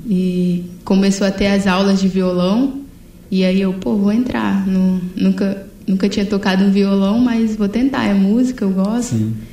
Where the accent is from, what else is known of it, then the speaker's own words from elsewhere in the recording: Serra, Espírito Santo, Brazil; Eu cresci em Jardim Carapina Atualmente estou morando em Taquaraum, que é na Serra também